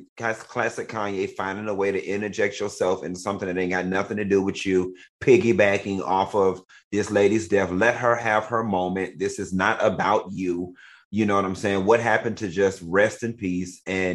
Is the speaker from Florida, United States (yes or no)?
yes; Miami, Florida, United States; Yeah, I know I'm from Miami, right?